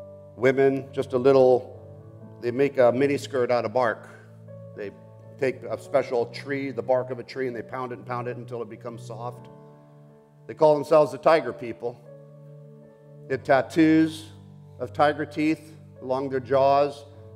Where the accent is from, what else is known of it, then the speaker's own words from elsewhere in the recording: Colombia; also born or lived in Bogota, Colombia; I grew up in the Amazon jungles of South America. I was born in Bogota, Colombia.